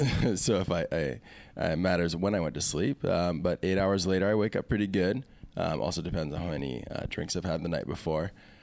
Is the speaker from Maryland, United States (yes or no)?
no; Kailua, Hawaii, United States; Yeah, city boy. But I grew up in Kailua, mostly.